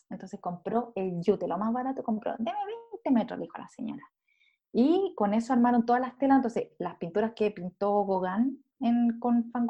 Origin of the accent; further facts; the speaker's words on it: Chile; Soy chilena.